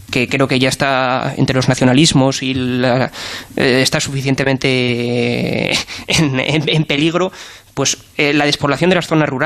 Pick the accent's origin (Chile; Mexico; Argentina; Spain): Spain; Soria, Castile and León; also born or lived in Madrid; Yo nací en Soria, no, no, yo he nacido y he vivido en Soria.